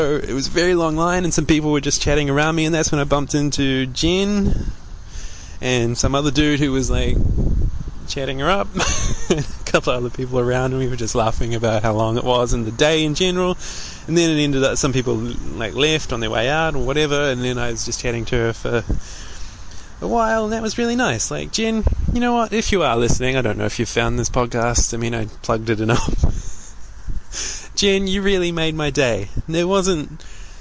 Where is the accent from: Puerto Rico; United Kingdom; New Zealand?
New Zealand; I'm from New Zealand